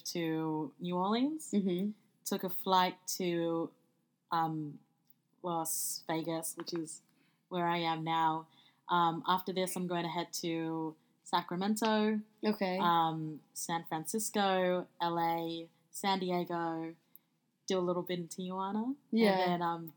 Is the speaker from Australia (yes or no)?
yes; Sydney, New South Wales, Australia; moved away as an adult; also born or lived in Melbourne; I grew up in Sydney, moved to Melbourne, worked there for a little bit, for over a year